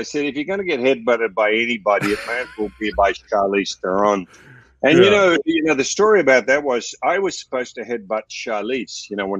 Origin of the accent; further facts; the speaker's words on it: Australia; for me as an Aussie